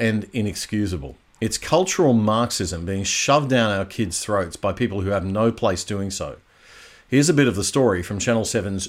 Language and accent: English; Queensland, Australia; my home state of Queensland